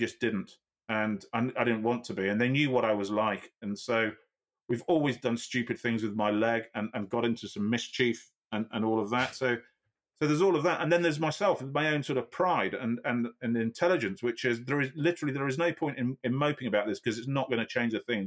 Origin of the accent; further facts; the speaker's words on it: Yorkshire and the Humber, United Kingdom; I'm a Yorkshireman